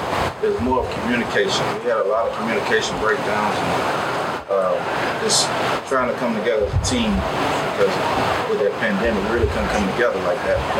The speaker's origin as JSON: {"language": "English", "town": "Sweetwater", "region": "Alabama", "country": "United States", "said": "I am from Sweetwater, Alabama"}